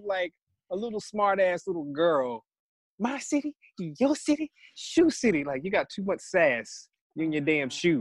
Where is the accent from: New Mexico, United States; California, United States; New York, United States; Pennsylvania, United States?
Pennsylvania, United States; Philadelphia; I'm from Philly